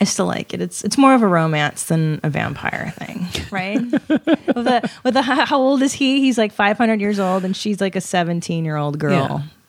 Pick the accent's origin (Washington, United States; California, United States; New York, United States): California, United States; Los Angeles; also born or lived in Canada; I grew up in L.A.